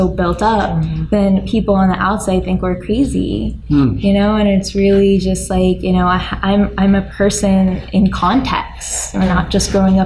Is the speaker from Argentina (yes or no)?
no; United States; I grew up in America